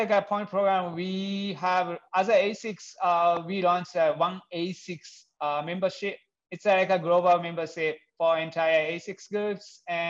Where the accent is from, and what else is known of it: Japan; English is a second language